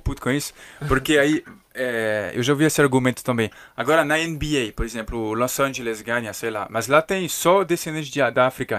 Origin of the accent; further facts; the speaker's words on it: Paris, Île-de-France, France; Portuguese is a second language; now in Brazil; eu sou de Paris